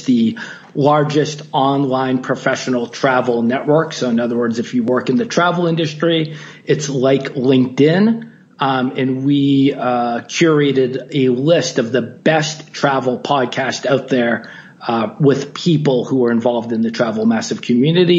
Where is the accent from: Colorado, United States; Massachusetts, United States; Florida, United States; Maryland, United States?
Massachusetts, United States; Boston; now in Bangkok, Thailand; I'm originally from Boston, now based in Bangkok